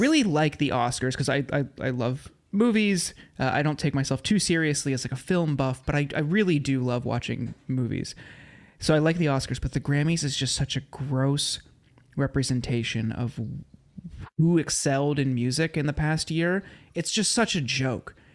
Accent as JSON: {"language": "English", "region": "Ohio", "country": "United States", "tie": "born or raised there", "moved": "yes", "lives_now": "Los Angeles, United States", "said": "I grew up in Ohio"}